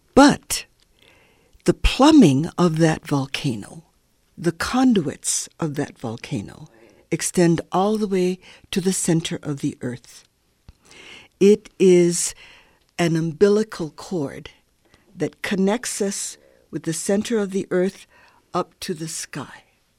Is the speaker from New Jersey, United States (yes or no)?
no; Hawaii, United States; It's very critical for me as a Hawaiian elder to be able to continue my connections with my culture and with people, my family, and others in the islands.